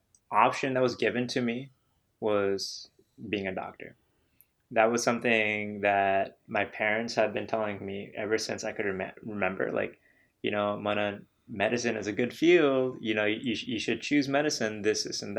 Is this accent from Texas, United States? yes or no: no; Danville, Illinois, United States; also born or lived in Iowa; I moved to Illinois, specifically Danville, Illinois, from Iowa when I was in fifth grade.